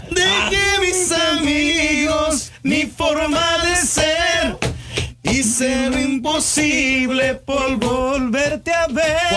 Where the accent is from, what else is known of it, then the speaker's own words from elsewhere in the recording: Santa Rosa, Texas, United States; soy de, yo soy de Santa Rosa, Texas. … … ahí nacido en Santa Rosa, Texas. Mi madre es de Cerrito, San Luis Potosí.